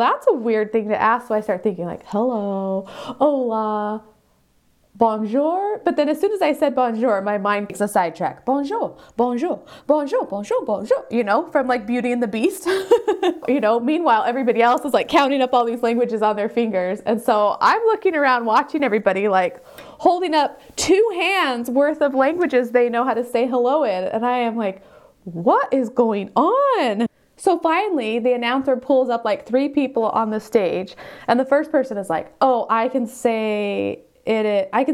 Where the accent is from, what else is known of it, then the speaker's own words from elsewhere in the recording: United States; first language English; moved away as an adult; now in South Korea; I'm an American, and I did make an honest effort to learn to speak Spanish